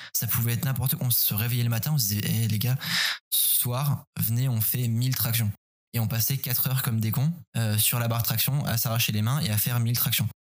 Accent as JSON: {"language": "French", "town": "Paris", "region": "Île-de-France", "country": "France", "said": "la forêt à côté de chez moi à Paris"}